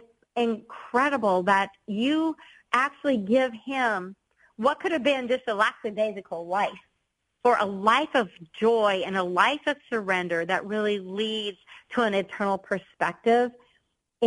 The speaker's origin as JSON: {"language": "English", "region": "Colorado", "country": "United States", "tie": "born or raised there", "also_born_or_lived": "Indianapolis", "moved": "as an adult", "said": "I was born and raised in Colorado"}